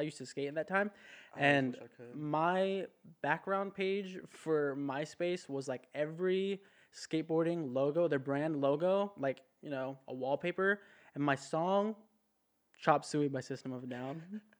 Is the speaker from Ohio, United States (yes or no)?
no; Southern California, United States; moved away as an adult; I'm from California, Southern California.